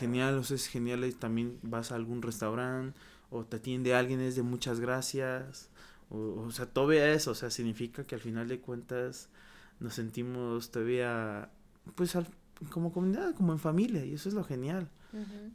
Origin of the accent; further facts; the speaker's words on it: Oaxaca, Mexico; moved away; yo que me vine de Oaxaca